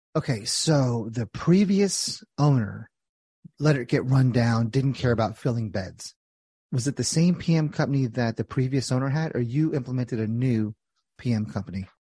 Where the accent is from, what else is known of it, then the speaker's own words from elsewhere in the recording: New Jersey, United States; I'm from Jersey